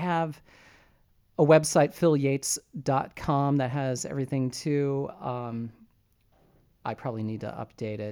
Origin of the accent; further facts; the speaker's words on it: Springfield, Illinois, United States; moved away; a possible show down in Springfield, my hometown